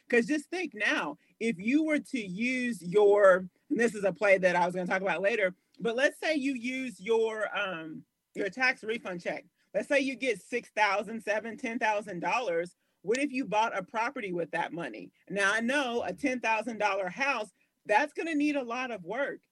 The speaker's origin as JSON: {"language": "English", "town": "Louisville", "region": "Kentucky", "country": "United States", "tie": "born or raised there", "also_born_or_lived": "Kansas City, Missouri", "said": "born and raised in Louisville, Kentucky. We just lived in Kansas City, Missouri for like a year out of my life"}